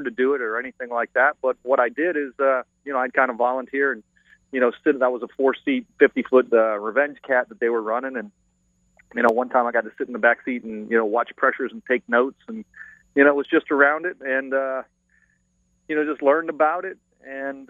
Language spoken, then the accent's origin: English; Canada; also born or lived in South Florida; now in Florida, United States; I'm a Floridian. I'm originally from Canada, but I've been here since 1977